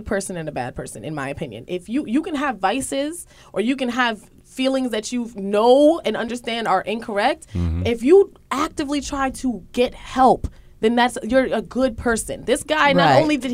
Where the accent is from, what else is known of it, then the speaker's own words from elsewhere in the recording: United States; because we're American